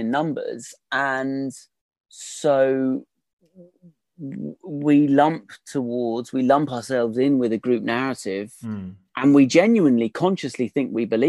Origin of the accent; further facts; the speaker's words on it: United Kingdom; I'm British